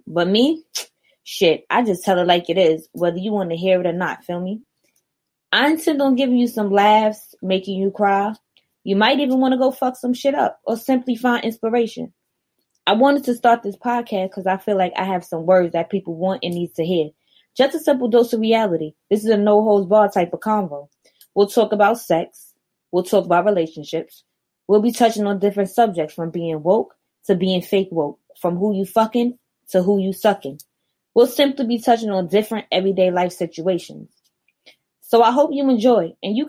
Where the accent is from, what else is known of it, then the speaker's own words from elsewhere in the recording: New York City, New York, United States; I'm 26. I'm a Sagittarius. Shout out to my fellow Sag. I'm from Queens.